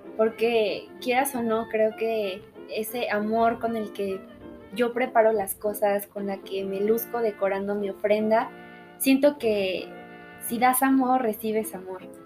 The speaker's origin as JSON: {"language": "Spanish", "country": "Mexico", "said": "como mexicanos"}